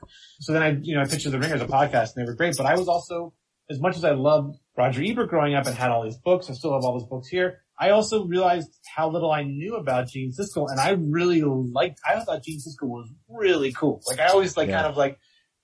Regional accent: outside of Philadelphia, Pennsylvania, United States; I grew up outside of Philadelphia

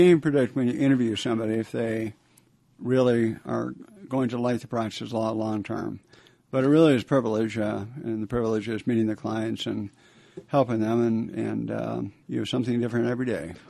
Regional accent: Buffalo, New York, United States; moved away as an adult; also born or lived in Canada / Washington D.C.; I was born in Canada. My family uh, grew up in uh, Buffalo, New York. Uh, since some, so many people have left Buffalo, it's a great place to be from.

